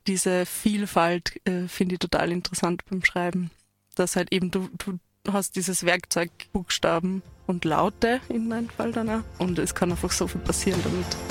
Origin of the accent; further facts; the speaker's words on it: Waldviertel, Lower Austria, Austria; now in Tyrol, Austria; ich komme aus dem Waldviertel ursprünglich auch dialektal